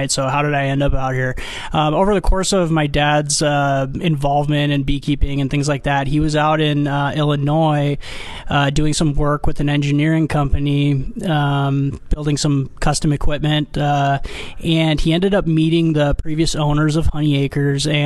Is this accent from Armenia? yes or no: yes; Armenia; now in United States; I immigrated here from Armenia, actually, where my family was uh, five generations of beekeepers. And when we came to America uh, to the West Coast